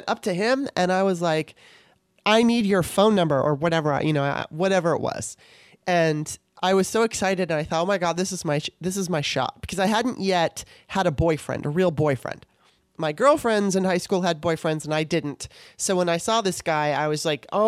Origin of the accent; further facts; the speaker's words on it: Torrance, California, United States; also born or lived in Maryland; my experiences growing up in Torrance